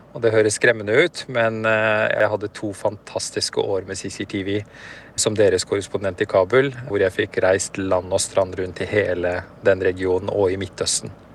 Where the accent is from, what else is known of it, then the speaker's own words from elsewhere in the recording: Oslo, Norway; moved away as an adult; also born or lived in Afghanistan / Peshawar, Pakistan; now in Beirut, Lebanon; Jeg vokste opp på Grünerløkka